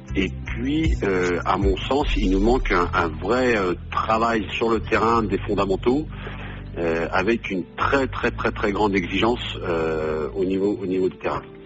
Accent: Cholet, Pays de la Loire, France; moved away as an adult; j'ai grandi euh, à Cholet, dans le club de, Cholet Basket.

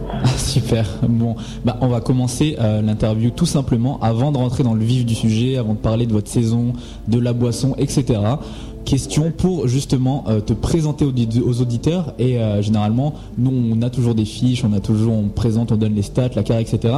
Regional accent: Madagascar; je suis malgache

